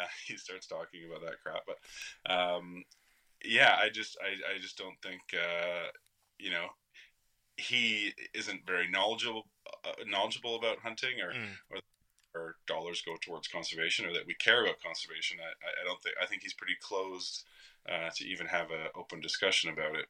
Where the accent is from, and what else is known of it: Canada